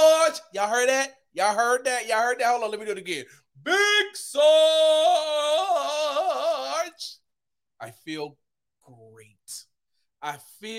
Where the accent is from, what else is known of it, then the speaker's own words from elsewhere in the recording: Texas, United States; I'm from Texas